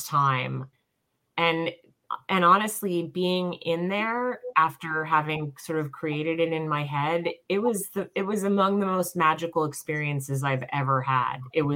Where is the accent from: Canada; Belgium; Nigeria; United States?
United States; New York; also born or lived in Staten Island, New York / Long Island, New York; I grew up in New York, first in Staten Island, then Long Island